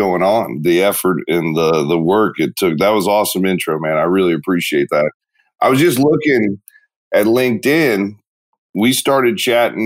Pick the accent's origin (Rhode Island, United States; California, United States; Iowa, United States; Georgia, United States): Georgia, United States; Marietta; Grew up in area outside of Atlanta, Marietta, Georgia. It's called East Cobb